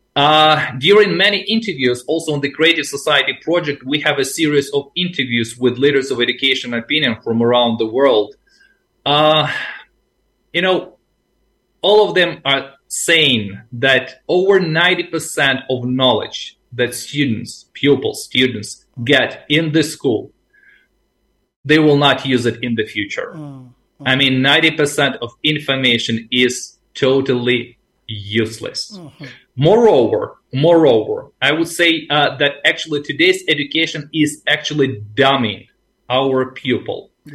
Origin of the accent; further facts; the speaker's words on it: Ukraine; also born or lived in Asia; I am from the Ukraine